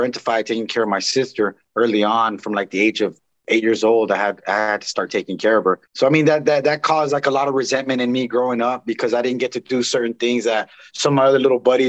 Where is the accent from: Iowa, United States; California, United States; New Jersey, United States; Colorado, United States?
California, United States; Santa Monica; I was born and raised in Los Angeles in Santa Monica, California